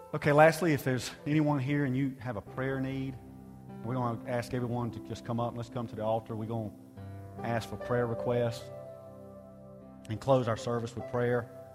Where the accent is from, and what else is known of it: United States